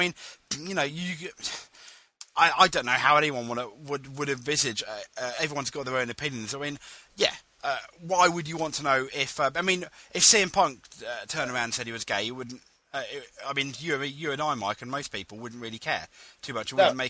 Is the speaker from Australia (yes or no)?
no; India; Yeah, I'm Indian. It's part of my character, but it's not a stereotype or anything like that, you know?